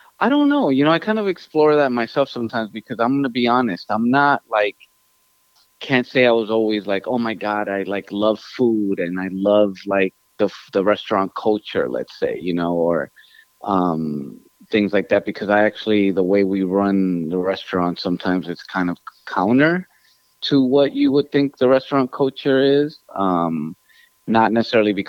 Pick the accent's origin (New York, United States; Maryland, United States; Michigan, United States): New York, United States; New York City; English is a second language; also born or lived in Ecuador; I was born here in New York City in Queens